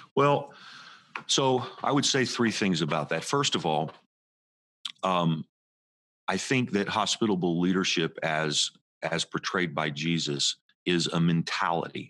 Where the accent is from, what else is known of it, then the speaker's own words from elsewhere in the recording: Indianapolis, Indiana, United States; now in West Orange, United States; I was just a teenager and kid growing up in Indianapolis, Indiana